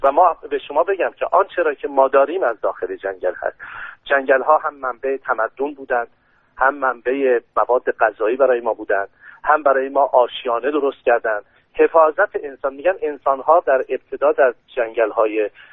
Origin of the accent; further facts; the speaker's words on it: Iran; به عنوان یک ایرانی به عنوان یک مسلمان